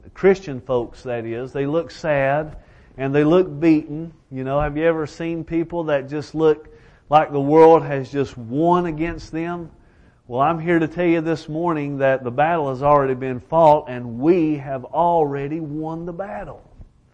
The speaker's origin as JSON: {"language": "English", "town": "Elkhorn City", "region": "Kentucky", "country": "United States", "said": "I am from Elkhorn City, Kentucky."}